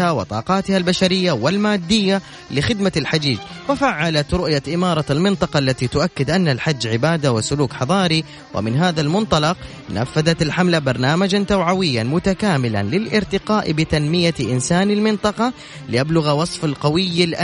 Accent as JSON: {"language": "Arabic", "town": "Jeddah", "region": "Makkah Province", "country": "Saudi Arabia", "said": "من جدة"}